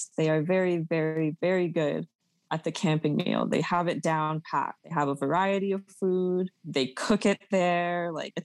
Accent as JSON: {"language": "English", "town": "Mississauga", "region": "Ontario", "country": "Canada", "tie": "born or raised there", "said": "I grew up in Meadowvale, which is like a broke, like they call it ghetto"}